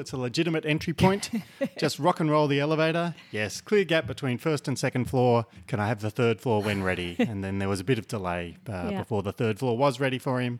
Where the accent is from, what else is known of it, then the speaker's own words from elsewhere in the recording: New South Wales, Australia; I was born in New South Wales, grew up in New South Wales, spent most of my adult life there.